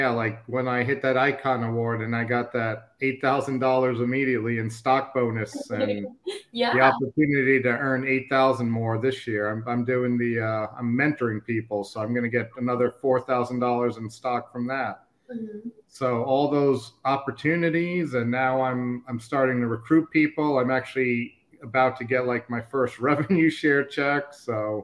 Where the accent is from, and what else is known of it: New York City, New York, United States; born or raised there; moved away as an adult; now in Babcock Ranch, United States